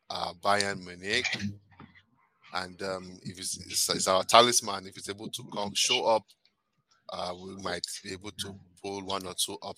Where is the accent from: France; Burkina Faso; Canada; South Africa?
Canada; Okay, so um, my home country, Canada.